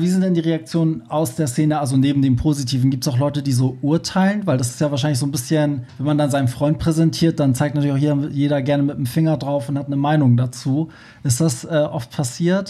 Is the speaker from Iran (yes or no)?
yes; Iran; now in Germany; da, wo ich herkomme